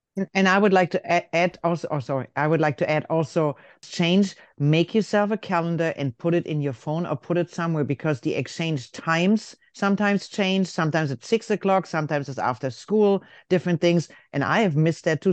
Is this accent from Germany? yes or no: yes; Germany; moved away; I'm from Germany